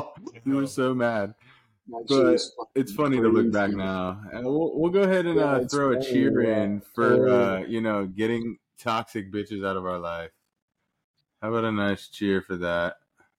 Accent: New York, United States; moved away; I'm from New York

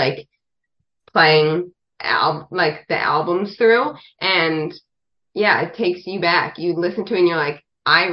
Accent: Canada; moved away as an adult; also born or lived in Nashville; growing up in Canada

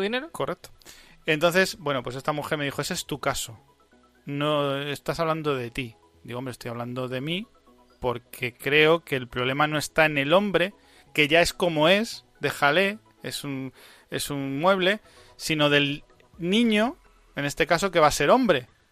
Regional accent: Spain; En mi país

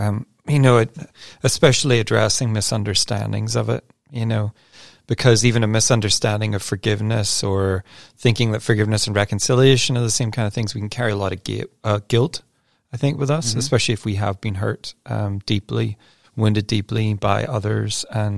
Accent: Northern Ireland, United Kingdom; people know I'm from Northern Ireland, and for quite a number of years, there were some really intense troubles there and fighting.

